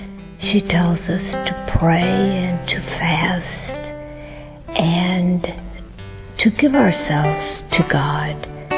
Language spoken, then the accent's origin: English; United States; I'm from the United States.